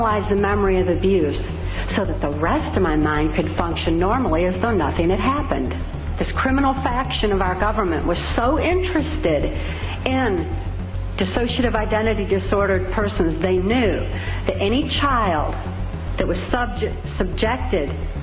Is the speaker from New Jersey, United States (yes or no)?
no; Muskegon, Michigan, United States; I was born in 1957 in Muskegon, Michigan, to a multi-generational incest-based family.